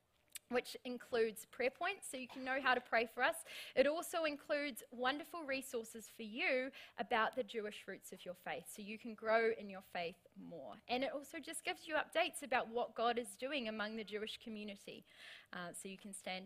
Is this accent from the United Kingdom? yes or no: no; New Zealand; now in Australia; as a Kiwi